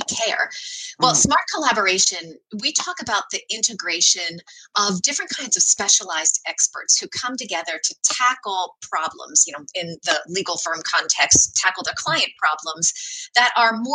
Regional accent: Amish country in Pennsylvania, United States; moved away; I grew up in Amish country in Pennsylvania

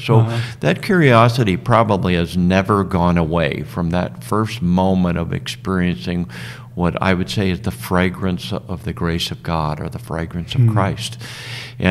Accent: Southern California, United States; I grew up in Southern California

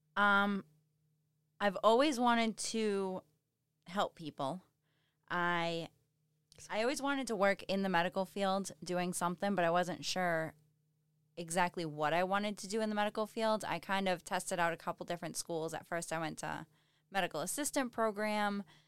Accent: Halifax, Massachusetts, United States; moved away as an adult; now in Weymouth, United States; I'm originally from Halifax. I live in Weymouth now

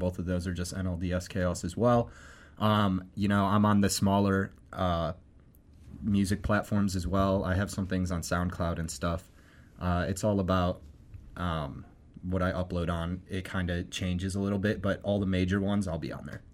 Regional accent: Akron, Ohio, United States; I grew up in Akron

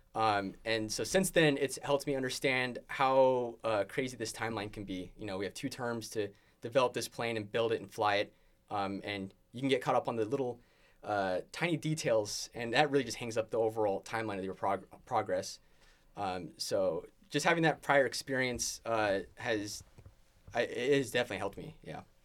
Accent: San Jose, California, United States; moved away as an adult; also born or lived in Boulder Creek, California; now in Oregon, United States; I'm from the Bay Area, San Jose, represent. Um, uh, was raised first two years of my life in Boulder Creek, so it's in the mountains. Uh, up from San Jose. Um, and then we moved down into the valley, uh, two thousand five-ish. Um, and then, uh, high school throughout there.

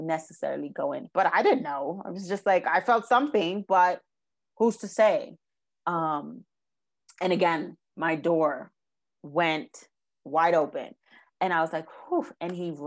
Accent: New York, United States; So I was raised in New York.

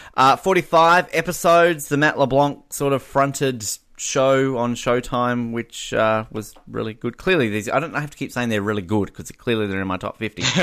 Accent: Australia

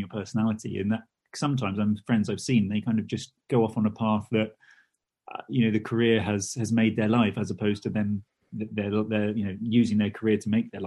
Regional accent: United Kingdom; being British

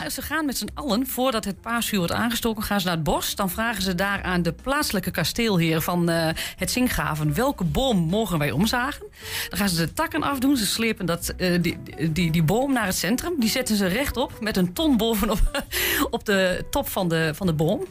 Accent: Twente, Overijssel, Netherlands; als Twentenaar

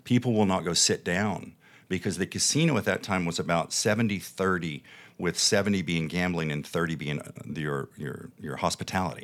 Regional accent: the Bible Belt, United States; now in Las Vegas, United States; being born and raised in the Bible Belt and in the faith

